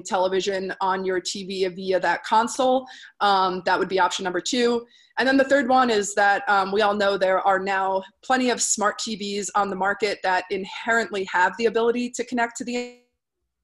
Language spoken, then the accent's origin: English; Northeast, United States; now in Denver, United States; I'm originally from the Northeast, so I speak at the speed of light.